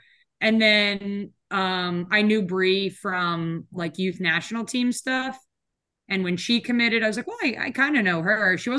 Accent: New Jersey, United States; I'm from South Jersey.

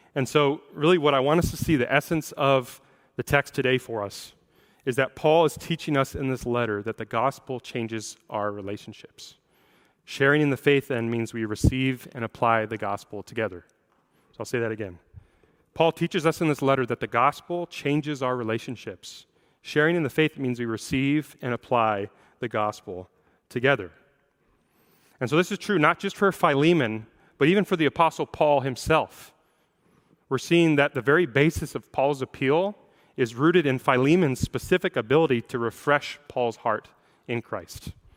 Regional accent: Seattle, Washington, United States; I'm a native of the Seattle area. I grew up in the Seattle area

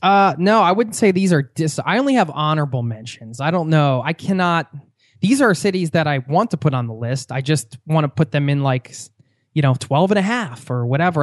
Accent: Pennsylvania, United States; we're both from Pennsylvania

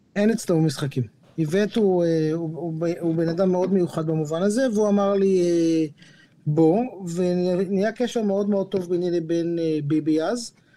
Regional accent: Jerusalem, Jerusalem District, Israel; moved away; גדלתי בבית חרדי בירושלים

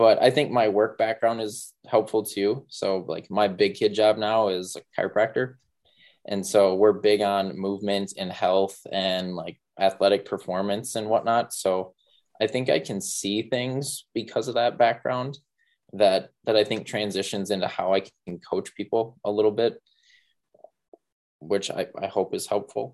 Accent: Mankato, Minnesota, United States; now I'm back in Mankato in my hometown

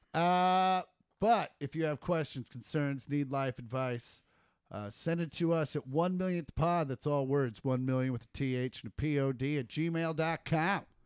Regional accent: Kansas, United States; we're from Kansas

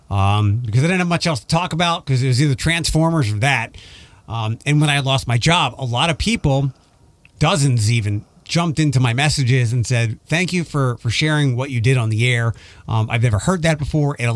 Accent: East Coast, United States; But I'm like coming from the East Coast where people won't look at you, and if they do look at you, they're usually giving you the middle finger

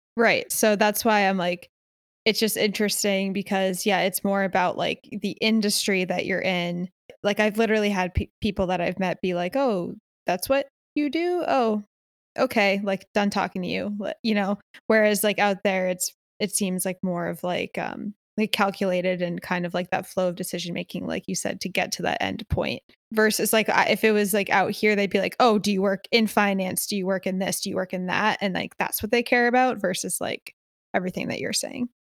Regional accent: Connecticut, United States; also born or lived in Philadelphia; now in Los Angeles, United States; growing up in Connecticut

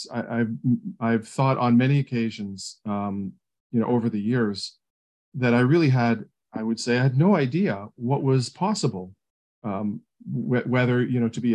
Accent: St. Catharines, Ontario, Canada; In Canada, in Southern Ontario. The city is called St. Catharines.

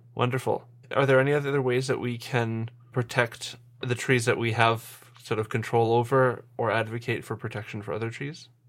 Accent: Winnipeg, Manitoba, Canada; now in Saskatoon, Canada; I'm from Winnipeg. I go there fairly often

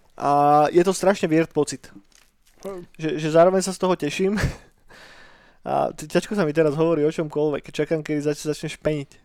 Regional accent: Trnava, Trnava Region, Slovakia; u nás v Trnave postavili prvý skatepark na Slovensku

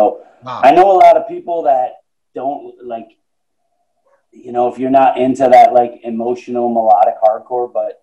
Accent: Buffalo, New York, United States; I grew up in Buffalo, and that's like a little over two hours to Syracuse

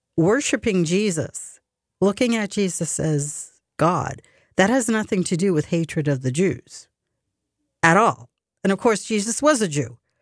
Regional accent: United States; I'm a very proud American. I'm fiercely proud to be American. I love my country. I was born and bred here

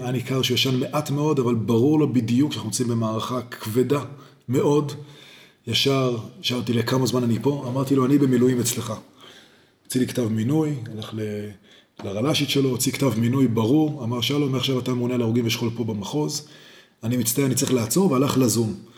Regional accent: Jerusalem, Jerusalem District, Israel; also born or lived in Boston; אני ירושלמי מלידה

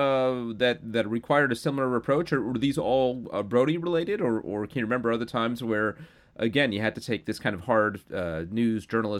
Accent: New York, United States; I was pretty young at the time and growing up in New York

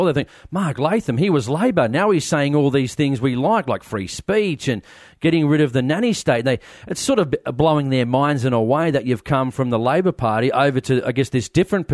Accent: Sydney, New South Wales, Australia; I grew up in Blacktown or Maryong, right next to Blacktown in Western Sydney.

